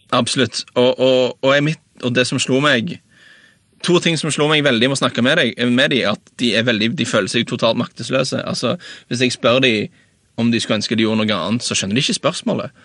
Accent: Norway; som nordmann

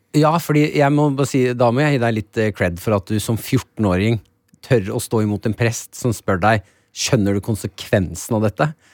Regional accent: Nesodden, Akershus, Norway; Jeg er jo fra Nesodden. Følelsen av at jeg eh, er så Nesodden-gutt

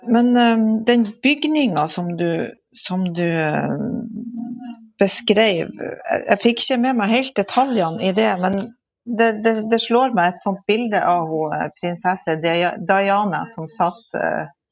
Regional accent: Lødingen, Nordland, Norway; moved away as an adult; now in Steigen, Norway; Jeg er fra Vestbygda i Lødingen

